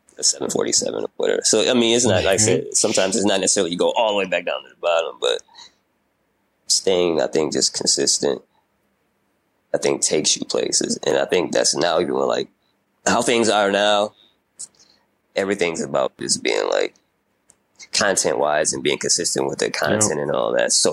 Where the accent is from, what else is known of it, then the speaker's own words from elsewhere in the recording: Grand Rapids, Michigan, United States; I'm an artist from Michigan, from Grand Rapids